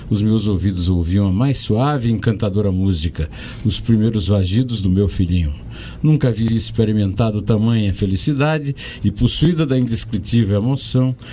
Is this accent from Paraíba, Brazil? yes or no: yes; São João do Rio do Peixe, Paraíba, Brazil; also born or lived in Uiraúna; Distrito do município, então chamado Antenona Navarro, hoje São João do Rio do Peixe. Eu sou um sertanejo do Rio do Peixe, um rio sem água e, portanto, também sem peixe. Então, minha vida já foi um desafio com a palavra aí, no lugar onde eu nasci.